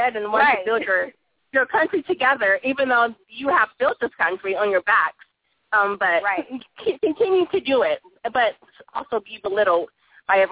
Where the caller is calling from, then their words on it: Texas, United States; I'm calling from Texas.